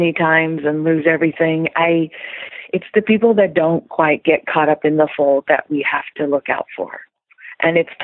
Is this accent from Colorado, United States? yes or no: no; Silicon Valley, California, United States; also born or lived in Europe; I come from Silicon Valley and I was a programmer, a coder at a very young age